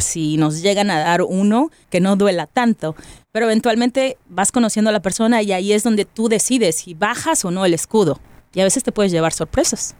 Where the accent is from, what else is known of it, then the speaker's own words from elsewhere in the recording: Monterrey, Nuevo León, Mexico; soy de la Sultana